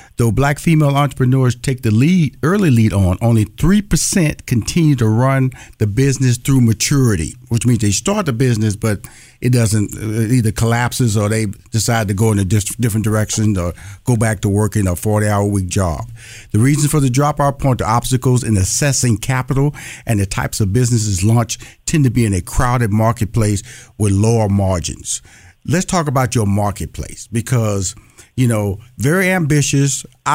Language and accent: English; Louisiana, United States; So I'm from Louisiana. My parents from Shreveport.